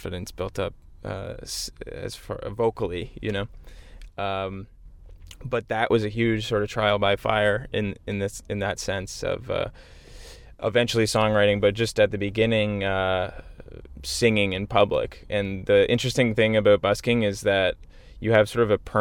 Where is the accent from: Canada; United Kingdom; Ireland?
Canada; Whitby, Ontario; where I grew up in Whitby, Ontario, in that sort of Durham region.